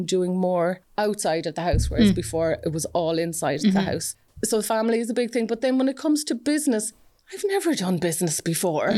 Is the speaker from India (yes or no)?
no; Fermoy, Munster, Ireland; moved away as an adult; also born or lived in Cork; now in West Cork, Ireland; I'm from Fermoy originally